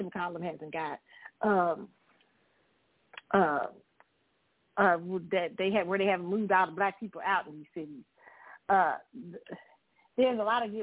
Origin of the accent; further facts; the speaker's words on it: Kansas City, United States; in Kansas City, when you grew up in the Midwest